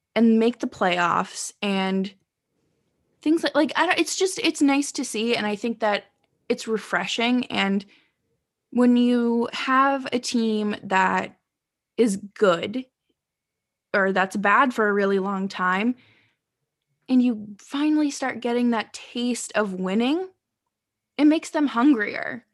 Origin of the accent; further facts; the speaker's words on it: New England, United States; I grew up in New England